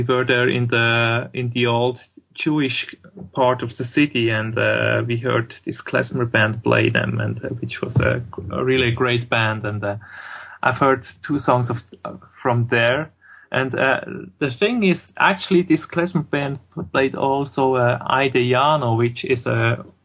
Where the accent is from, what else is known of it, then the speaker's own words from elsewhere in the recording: Swiss German part of Switzerland, German-speaking Switzerland, Switzerland; first language German; English is a second language; we're all from the Swiss, the Swiss German part of Switzerland, so we all talk actually German.